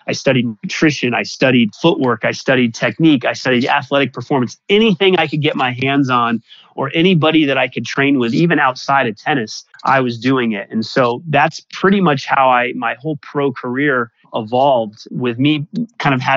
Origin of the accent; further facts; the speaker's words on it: Denver, Colorado, United States; I was playing pickup basketball in Denver, Colorado, my hometown. Not exactly a tennis mecca, but that's where I grew up.